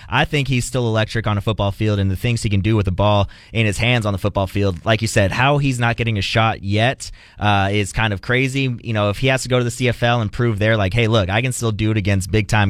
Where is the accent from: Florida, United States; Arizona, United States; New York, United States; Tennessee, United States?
Arizona, United States; Phoenix; now in Texas, United States; I'm actually originally from Arizona. I'm from the Phoenix area.